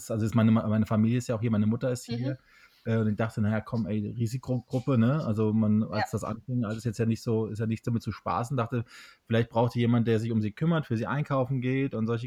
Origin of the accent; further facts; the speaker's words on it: Hesse, Germany; now in Berlin, Germany; kann hier in meiner Hausisolation in Hessen. Also ich bin nicht äh, in Berlin momentan, sondern in meiner Heimat